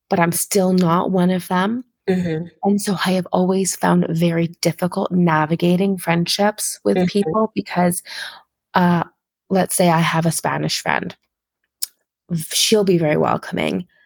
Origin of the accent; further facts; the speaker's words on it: Qatar; I grew up in Qatar. A lot of my my the ways that I kind of live my life now are very um I think Qatar had a lot of influence on me